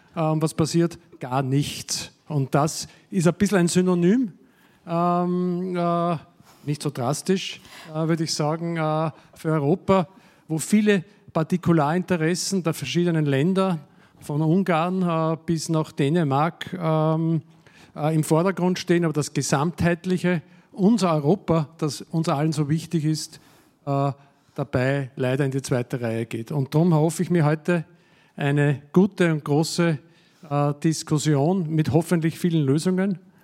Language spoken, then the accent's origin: German; Austria; Ich bin ein überzeugter Patriot als Österreicher